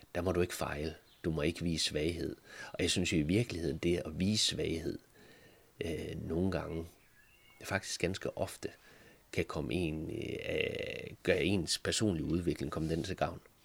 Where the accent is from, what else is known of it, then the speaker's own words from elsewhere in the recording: Thisted, North Denmark Region, Denmark; Tisted FC, hvor jeg er fra